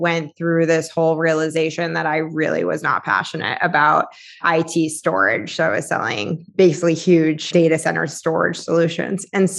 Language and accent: English; Boston, Massachusetts, United States; So I was in sales for tech, and I'm from Boston.